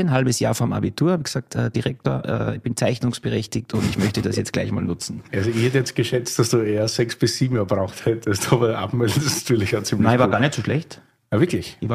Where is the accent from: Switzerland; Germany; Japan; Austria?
Austria; Salzburg; Ein waschechter Salzburger, Salzburg Land, äh, genauer gesagt im Salzburger Lungau, ist eine sehr idyllische Region.